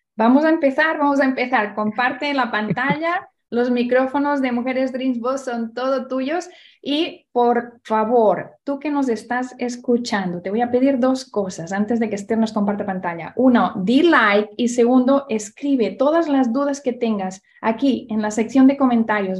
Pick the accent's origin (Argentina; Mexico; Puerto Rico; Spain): Spain; Barcelona, Catalonia; moved away; vamos a mi tierra, donde yo nací